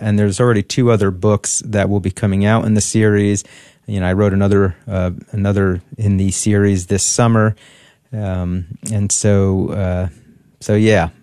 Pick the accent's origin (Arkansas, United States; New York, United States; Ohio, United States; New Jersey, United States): New Jersey, United States; I grew up in New Jersey